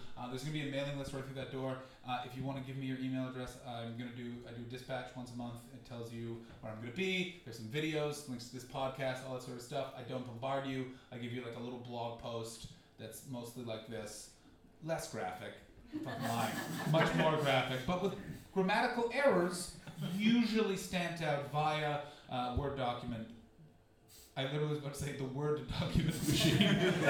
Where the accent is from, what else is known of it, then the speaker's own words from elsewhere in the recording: Canada; Like, as a Canadian, I've been following the Rob Ford story like it's my baby.